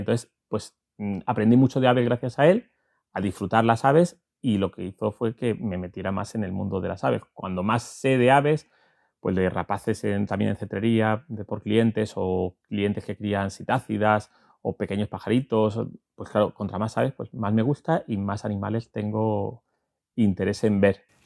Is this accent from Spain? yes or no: yes; Valencian Community, Spain; now in La Vera, Spain; yo soy valenciano de nacimiento y verato de adopción